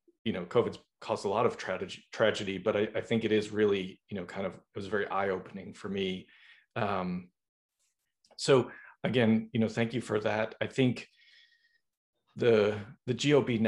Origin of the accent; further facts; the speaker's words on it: Boston, Massachusetts, United States; now in Los Angeles, United States; I'm from Boston.